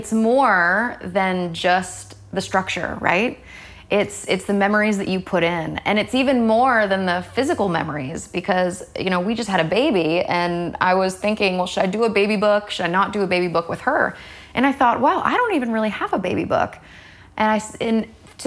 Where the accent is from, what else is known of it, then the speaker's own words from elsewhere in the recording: Raleigh, North Carolina, United States; moved away; I grew up in Raleigh.